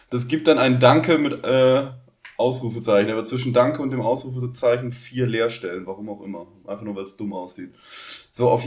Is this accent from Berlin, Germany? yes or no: no; Baden-Württemberg, Germany; accent: Black Forest; von meinem tiefsten schwarzwälderischen Dialekt, den ich ja schon immer praktiziere